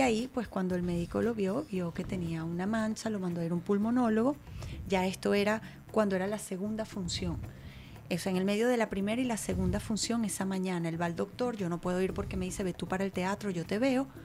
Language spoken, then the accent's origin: Spanish; Venezuela; moved away as an adult; now in United States